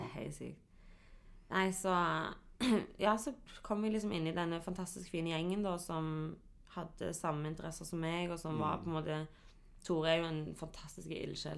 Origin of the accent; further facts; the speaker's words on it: Stavanger, Rogaland, Norway; also born or lived in Hillevåg; Jeg er fra Viga, representerer Kvanneviga, elsker Kvanneviga.